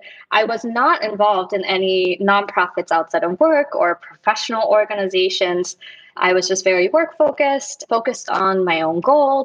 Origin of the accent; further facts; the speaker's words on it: Germany; also born or lived in Dallas, Texas, United States; now in Los Angeles, United States; Before moving to LA, I was living in Dallas, Texas. And before living in Dallas, I was actually born and raised in Germany